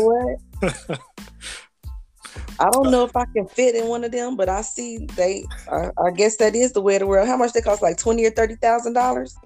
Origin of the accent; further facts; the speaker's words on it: Decatur, Illinois, United States; moved away as an adult; now in Indianapolis, United States; Decatur, Illinois, which is my hometown